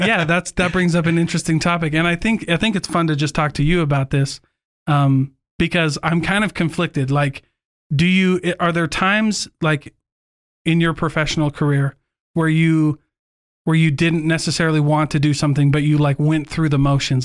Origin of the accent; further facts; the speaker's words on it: Iowa, United States; moved away; we grew up in Iowa